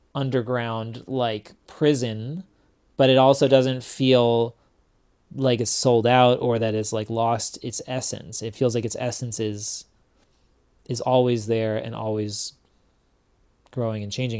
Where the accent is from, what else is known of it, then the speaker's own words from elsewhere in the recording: Washington, District of Columbia, United States; I was raised in Washington, D C, and I was raised under the umbrella of Discord Records